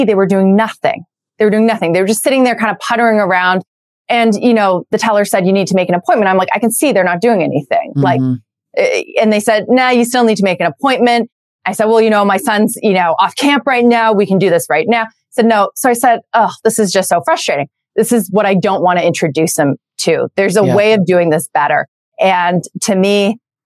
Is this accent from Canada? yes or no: yes; Canada; moved away as an adult; now in United States; I'm Canadian. I've been living in the US for for about 6 years now.